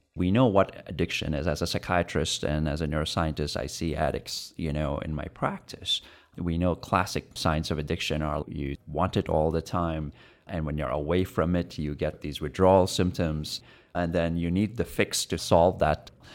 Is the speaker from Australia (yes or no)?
no; India; now in United States; I'm an Indian growing up in India